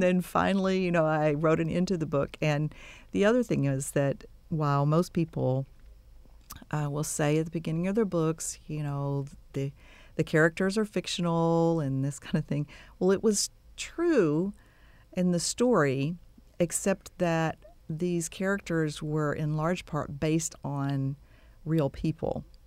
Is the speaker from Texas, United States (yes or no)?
yes; Texas City, Texas, United States; also born or lived in Waco / Dallas / Giddings; now in Bryan-College Station, United States; I grew up, uh, was born and raised in Texas City, down on the coast